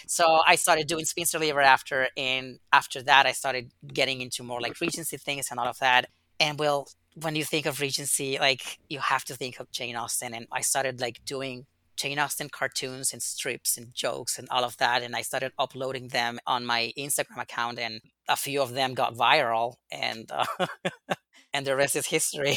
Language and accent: English; Yucatán, Mexico; I was born and raised in Mexico, in the very south of Mexico, in Yucatan.